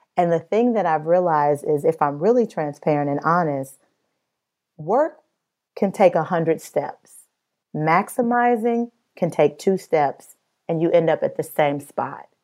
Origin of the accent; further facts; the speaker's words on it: Midwest, United States; I'm from the Midwest